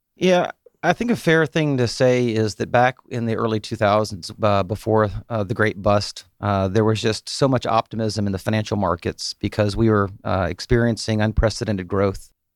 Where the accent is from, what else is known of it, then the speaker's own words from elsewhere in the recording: Chamblee, Georgia, United States; I am from, uh, here in Atlanta down in Chamblee